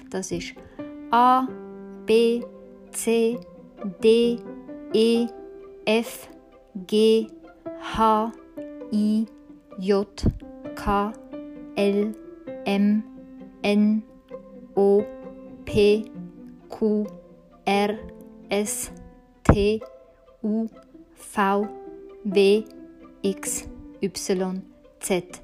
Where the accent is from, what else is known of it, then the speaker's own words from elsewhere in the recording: Zürich, Switzerland; Und ich bin in Zürich aufgewachsen.